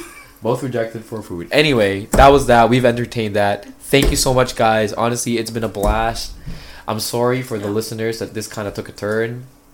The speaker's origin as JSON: {"language": "English", "country": "Philippines", "said": "I'm Filipino. How do I not know this?"}